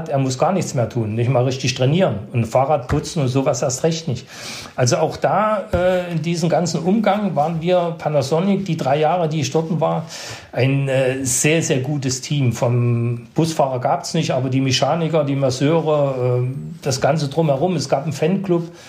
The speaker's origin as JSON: {"language": "German", "country": "Netherlands", "said": "Also ich bin unten rangekommen als Holländer am Berg der Holländer"}